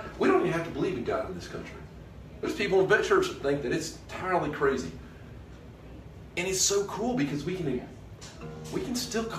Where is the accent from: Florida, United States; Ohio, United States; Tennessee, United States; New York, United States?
Florida, United States; Eglin; Well, I grew up on Eglin, so I've heard a lot of bombs.